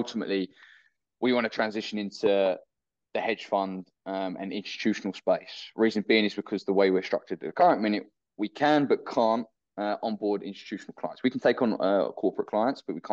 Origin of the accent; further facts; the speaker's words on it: United Kingdom; originally from the UK